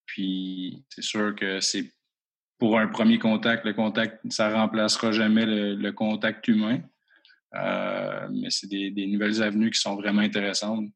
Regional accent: Rouyn-Noranda, Quebec, Canada; je suis natif de l'Abitibi-Témiscamingue, à Rwanda

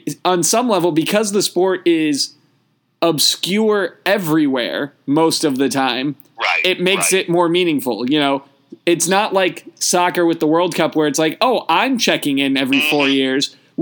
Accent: United States; as an American

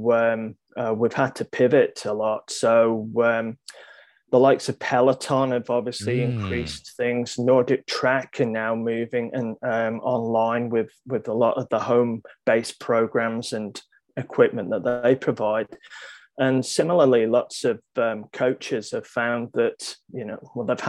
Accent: Isle of Man; my nationality is Manx, M-A-N-X.

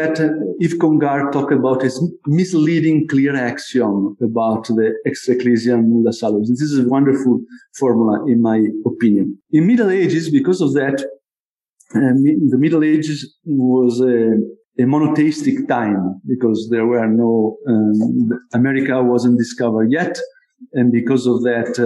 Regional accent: Como, Lombardy, Italy; This is the cathedral of my town where I was born in Como

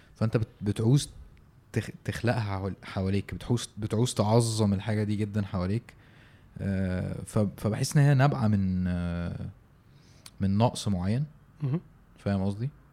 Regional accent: Egypt; احنا عندنا في مصر

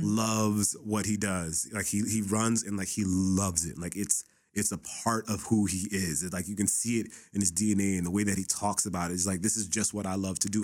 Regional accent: Los Angeles, California, United States; I grew up in the Boys and Girls Club me in Pacoima

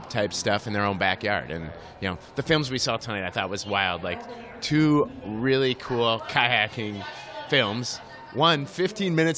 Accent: Livonia, Michigan, United States; I grew up down in Detroit area. Livonia, Westland area. Yeah, I grew up down there

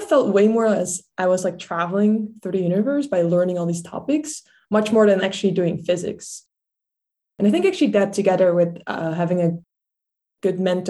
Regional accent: Netherlands; English is a second language; moved away; I grew up in the Netherlands. I'm actually from like a small town that's called in English Three Mountains

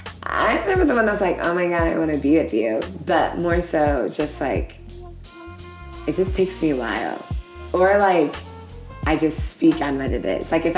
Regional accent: Ghana; as a Ghanaian woman

